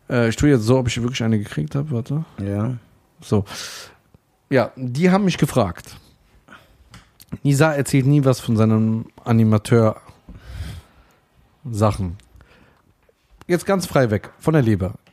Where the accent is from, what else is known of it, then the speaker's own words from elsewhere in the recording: Germany; Ich bin ja Deutscher, das wäre ja keine Lüge.